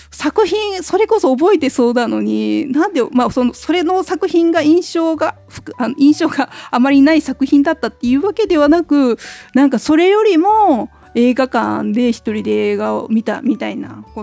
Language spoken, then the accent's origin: Japanese; Osaka, Japan; moved away as an adult; now in Tokyo, Japan; 実は…も大阪の、え中津という梅田から一駅離れたところを出身でして